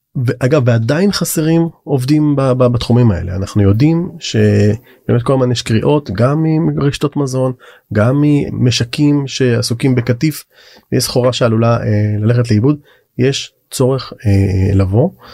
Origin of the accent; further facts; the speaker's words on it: Israel; הרבה מהציבור החרדי היום, שאנחנו, נולדנו פה